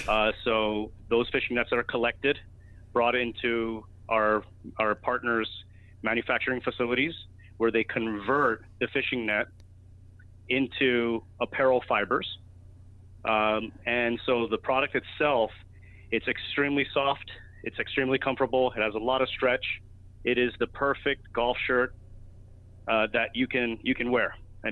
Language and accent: English; Miami, Florida, United States; moved away as an adult; also born or lived in New York; I used to play a lot of golf when I was living in Miami. When I was born and raised in Miami, so, you know, at an early age I was playing golf.